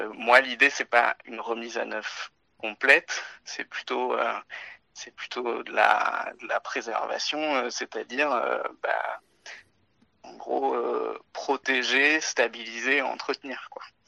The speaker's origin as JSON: {"language": "French", "area": "Touraine", "region": "Centre-Val de Loire", "country": "France", "tie": "born or raised there", "also_born_or_lived": "Agen / Paris / Morteau / Geneva", "moved": "as an adult", "lives_now": "Bordeaux, France", "said": "je suis né à Agen, j'ai été élevé en Touraine"}